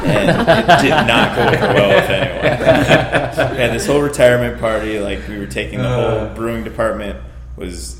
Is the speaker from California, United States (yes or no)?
yes; San Diego, California, United States; also born or lived in Baldwinsville, New York; now in Los Angeles, United States; I'm from San Diego